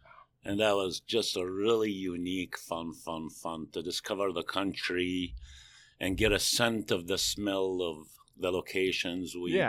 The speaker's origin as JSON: {"language": "English", "town": "Jerusalem", "region": "Jerusalem District", "country": "Israel", "tie": "born or raised there", "moved": "yes", "lives_now": "United States", "said": "So I grew up in Jerusalem. Okay. I moved to U.S. in 82."}